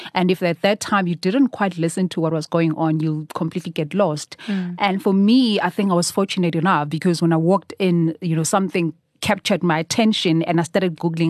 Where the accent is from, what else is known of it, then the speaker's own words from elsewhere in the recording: Durban, KwaZulu-Natal, South Africa; moved away as an adult; now in Johannesburg, South Africa; I was born and raised in Durban.